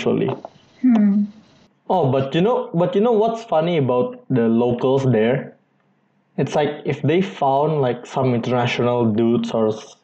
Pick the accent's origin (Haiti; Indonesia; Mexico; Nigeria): Indonesia; moved away as an adult; also born or lived in China; I'm from Indonesia